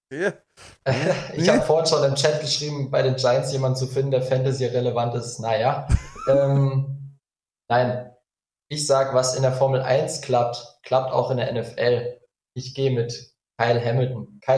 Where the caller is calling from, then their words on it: Magdeburg, Saxony-Anhalt, Germany; Ich bin aus Magdeburg zugeschaltet.